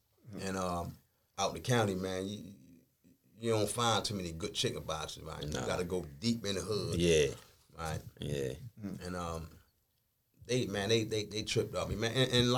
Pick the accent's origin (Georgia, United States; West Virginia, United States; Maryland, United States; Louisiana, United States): Maryland, United States; Baltimore; I'm from West Baltimore. I've been to 1,000 places, but mainly from West Baltimore.